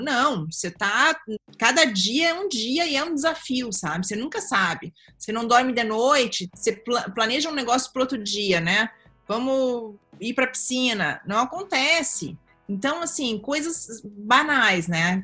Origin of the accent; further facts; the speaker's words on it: Capão da Canoa, Rio Grande do Sul, Brazil; also born or lived in Osório; now in Europe; Eu nasci em Osório, mas sempre morei em Capão